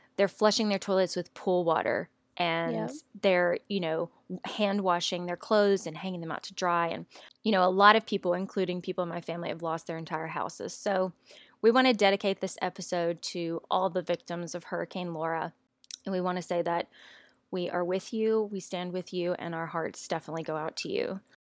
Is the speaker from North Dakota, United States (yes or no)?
no; Louisiana, United States; moved away as an adult; now in Austin, United States; my hometown in Louisiana